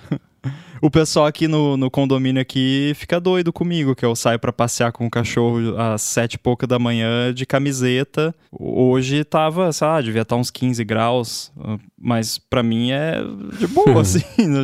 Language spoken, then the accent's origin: Portuguese; Rio Grande do Sul, Brazil; moved away; also born or lived in Canada; só eu ali do Rio Grande do Sul